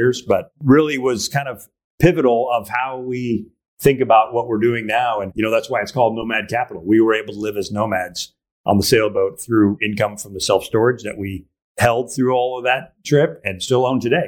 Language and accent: English; Arizona, United States; moved away as an adult; also born or lived in Costa Rica / Greece; now in Wilmington, United States; We're from Arizona